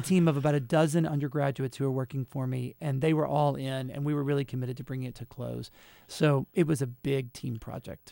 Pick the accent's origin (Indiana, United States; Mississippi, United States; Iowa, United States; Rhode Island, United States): Mississippi, United States; Jackson; moved away; I'm originally from Jackson, Mississippi